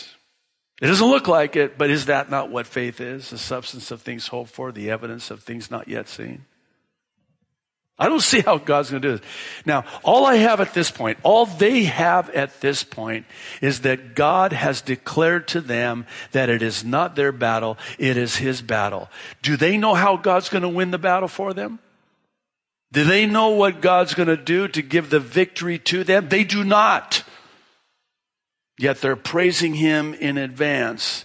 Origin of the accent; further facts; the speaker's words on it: Tekoa, Washington, United States; that's the town I grew up in Washington State, small farm town, and that's what they called it, Tekoa, Washington. So Tekoa, my hometown